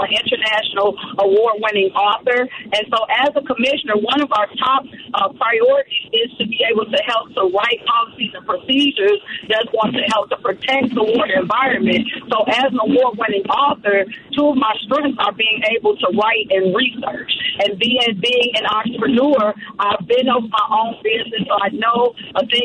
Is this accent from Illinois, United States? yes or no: yes; Chicago, Illinois, United States; Born and raised on the south side of Chicago